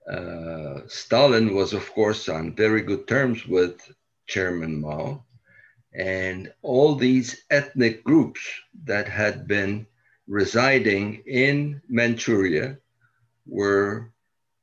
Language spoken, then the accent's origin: English; Ankara, Turkey; moved away as an adult; also born or lived in China / New York City; now in New York, United States; I grew up in Ankara. Upon graduating from high school there, came to New York